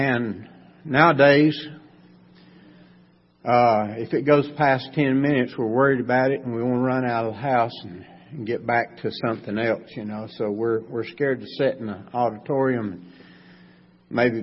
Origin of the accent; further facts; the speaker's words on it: Macon County, North Carolina, United States; I was raised right here in Macon County.